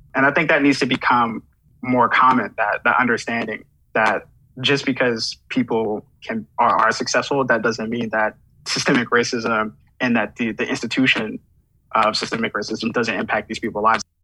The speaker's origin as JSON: {"language": "English", "town": "New York City", "region": "New York", "country": "United States", "tie": "born or raised there", "said": "I'm from Flatbush, Brooklyn. So I, I grew up in Brooklyn, you know, in the 90s"}